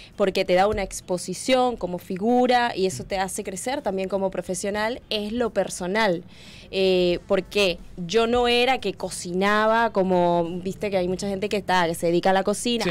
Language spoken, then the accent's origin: Spanish; Tocuyito, Carabobo, Venezuela; moved away as an adult; also born or lived in Spain; now in Uruguay; yo vengo de un pueblo muy humilde, muy chiquitito de Venezuela, que es Tocuyito